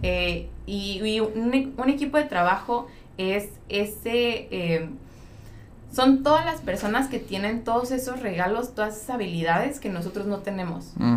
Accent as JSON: {"language": "Spanish", "country": "Mexico", "also_born_or_lived": "Santa Cruz, California", "said": "como mexicanos"}